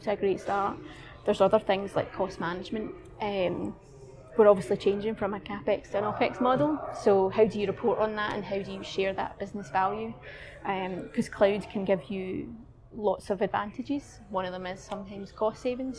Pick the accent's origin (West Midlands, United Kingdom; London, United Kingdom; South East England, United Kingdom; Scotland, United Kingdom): Scotland, United Kingdom; Glasgow; my hometown in Glasgow